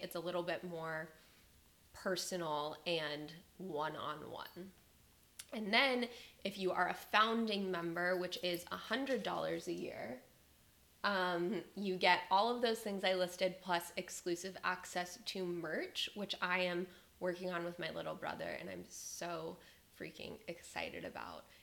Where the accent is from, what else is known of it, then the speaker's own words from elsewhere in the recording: Las Vegas, Nevada, United States; moved away as an adult; now in Austin, United States; I was born in Las Vegas, Nevada. I was born and raised there and lived there pretty much until I went away to college.